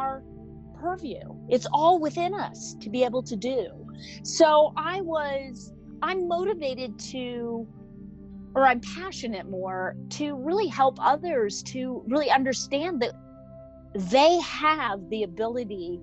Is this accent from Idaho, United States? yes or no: yes; Sun Valley, Idaho, United States; I grew up in Sun Valley, Idaho